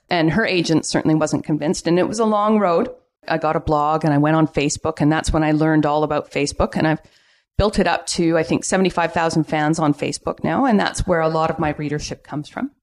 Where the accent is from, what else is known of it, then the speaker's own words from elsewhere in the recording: Vancouver, British Columbia, Canada; now in Pender Island, Canada; I was born and raised in Vancouver